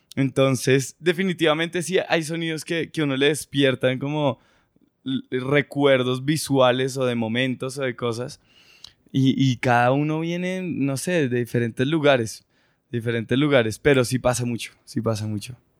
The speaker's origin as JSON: {"language": "Spanish", "country": "Colombia", "said": "venimos desde Colombia"}